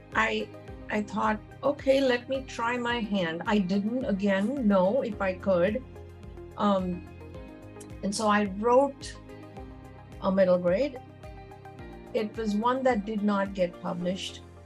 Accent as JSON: {"language": "English", "town": "Mumbai", "region": "Maharashtra", "country": "India", "tie": "born or raised there", "moved": "as an adult", "lives_now": "United States", "said": "I was born and raised in Mumbai"}